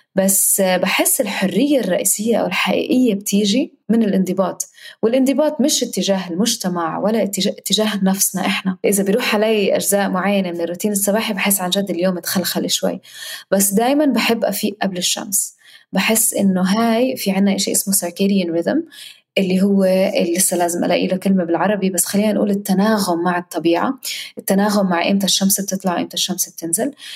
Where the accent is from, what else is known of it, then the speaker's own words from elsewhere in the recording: Palestine; وكوني أنا فلسطينية